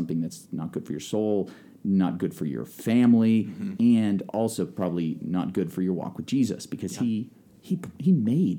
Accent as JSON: {"language": "English", "region": "Nebraska", "country": "United States"}